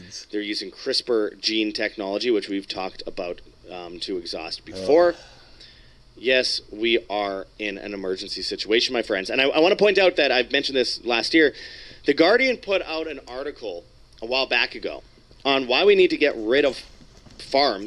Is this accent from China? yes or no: no; Winnipeg, Manitoba, Canada; Winnipeg, Canada, my hometown